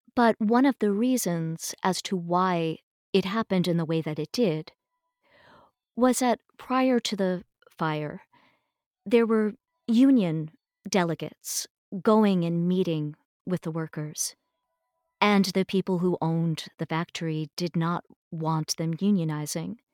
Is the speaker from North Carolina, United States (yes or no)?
no; eastern Long Island, New York, United States; also born or lived in Niagara, New York; my parents had moved downstate when I was growing up, so I pretty much grew up uh, out on eastern Long Island